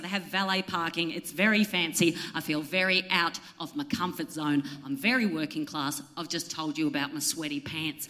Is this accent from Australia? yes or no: yes; Central Coast, New South Wales, Australia; moved away; also born or lived in Melbourne; And I'm from the Central Coast.